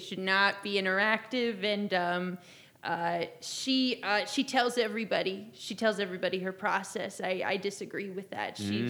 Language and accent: English; Idaho, United States; I'm from Idaho. I've lived in Idaho most of my life. Mm-hmm. But I've not left the U.S. in my life